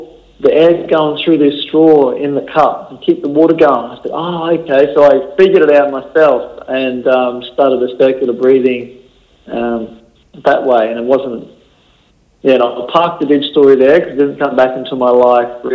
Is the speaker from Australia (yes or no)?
yes; Rockhampton, Queensland, Australia; moved away as an adult; now in Gold Coast, Australia; I was born and bred in Rockhampton and on the banks of the Fitzroy River there, about 30 kilometres out of town